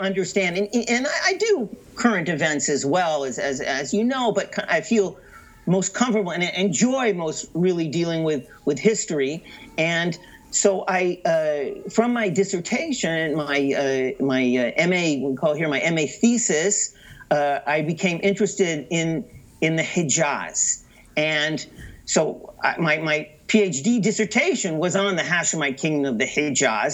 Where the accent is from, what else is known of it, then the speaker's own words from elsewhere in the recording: San Francisco Bay Area, California, United States; now in Israel; I'm from the San Francisco uh, Bay Area.